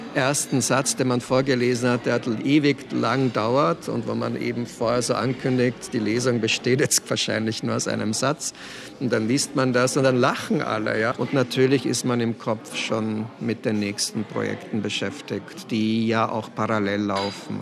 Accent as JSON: {"language": "German", "town": "Laa an der Thaya", "region": "Lower Austria", "country": "Austria", "tie": "born or raised there", "also_born_or_lived": "Brno, Czech Republic", "said": "Also ich bin im Weinviertel zur Schule gegangen, also bin ich eher ein Weinviertler Autor, ganz sicher kein Wiener Autor"}